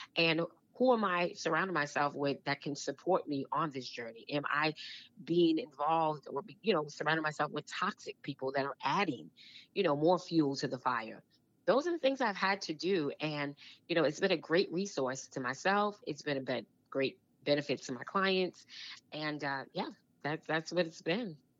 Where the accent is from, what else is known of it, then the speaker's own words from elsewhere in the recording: New York City, New York, United States; moved away as an adult; also born or lived in New Jersey; I grew up in Brooklyn, New York